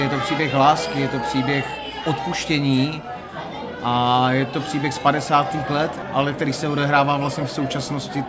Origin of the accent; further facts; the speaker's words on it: Moravia, Czechia; moved away; já jsem původem z Moravy